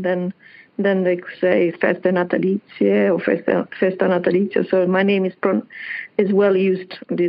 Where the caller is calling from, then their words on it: Hilton Head Island, South Carolina, United States; I'm calling from Hilton Head Island, South Carolina.